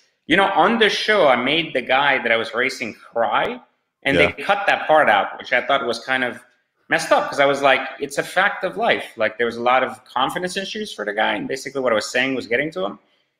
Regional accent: France; also born or lived in Iran; now in United States; I was born in Iran, raised in France.

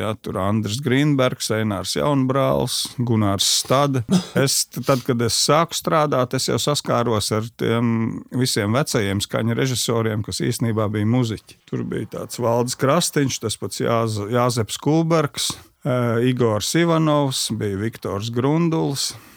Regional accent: Sabile, Kurzeme, Latvia; also born or lived in Ģibuļi parish (birthplace) / Kandava; es dzīvoju pie Sabilas

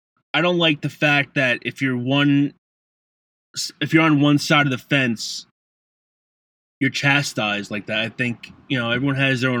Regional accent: United States; We're all Americans

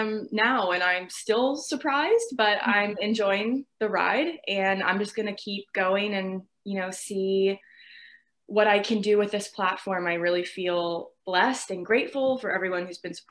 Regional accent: Virginia, United States; I'm 22. I'm from Virginia

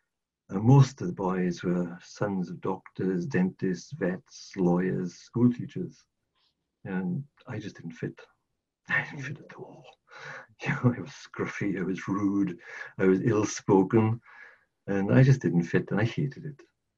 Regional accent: Rhondda Valley, South Wales, United Kingdom; moved away as an adult; also born or lived in Glasgow; I'm not actually from Glasgow at all. I was born and brought up in South Wales, in one of the little mining, well, not so little, in a mining valley called the Ronza Valley.

